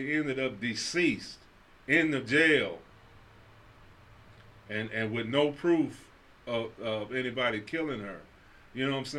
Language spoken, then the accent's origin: English; Chicago, Illinois, United States; I'm from Chicago